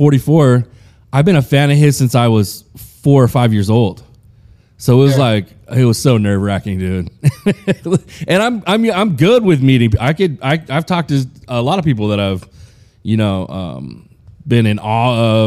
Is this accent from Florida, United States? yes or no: no; California, United States; also born or lived in Chicago, Illinois, United States; I grew up in Chicago until about like 88 or 89, so I was probably like 8 or 9, and then I moved to California, and then I've been here ever since